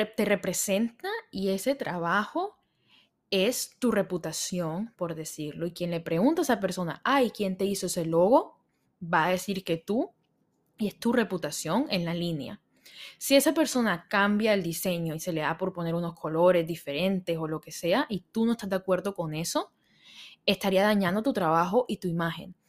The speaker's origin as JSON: {"language": "Spanish", "town": "Barranquilla", "region": "Atlántico", "country": "Colombia", "tie": "born or raised there", "moved": "yes", "said": "donde yo vivía, donde yo crecí, en Barranquilla, en Colombia"}